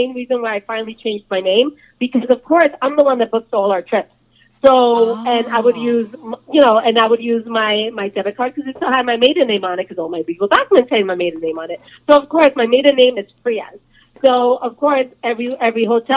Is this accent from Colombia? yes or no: yes; Colombia; moved away; I'm from Colombia.